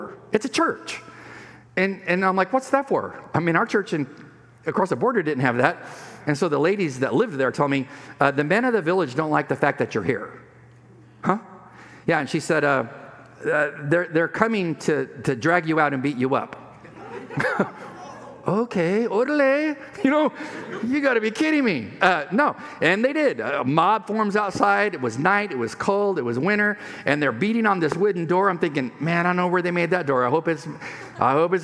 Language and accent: English; Imperial Valley, California, United States; moved away; When I was in high school, living on the Mexican border, Mexicali, Mexico, where I grew up in the Piro Valley near Yuma